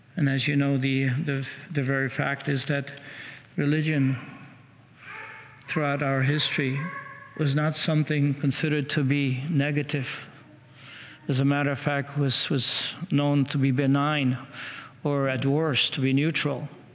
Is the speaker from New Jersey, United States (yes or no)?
no; Washington, District of Columbia, United States; I come from Washington, D.C. area